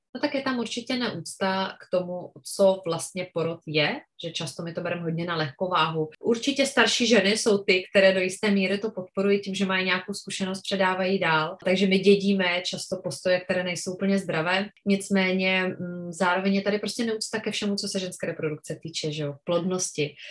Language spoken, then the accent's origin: Czech; Czechia; u nás v Čechách